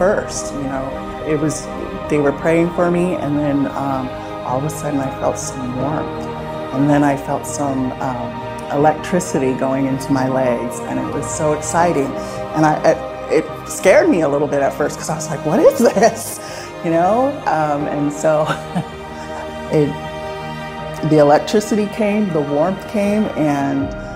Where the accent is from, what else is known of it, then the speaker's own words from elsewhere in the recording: Salem, Oregon, United States; now in Corvallis, United States; I was born in Salem, Oregon